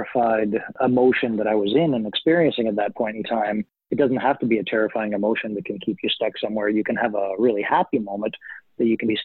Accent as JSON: {"language": "English", "country": "Canada", "tie": "born or raised there", "first_language": "German", "second_language": "English", "said": "I was born here in Canada, you know, in the mid-70s"}